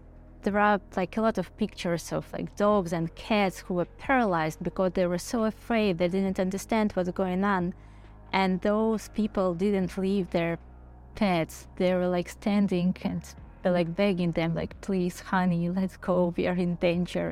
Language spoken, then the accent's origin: English; Odesa, Odesa Oblast, Ukraine; Pavlo and I, we are from Odessa.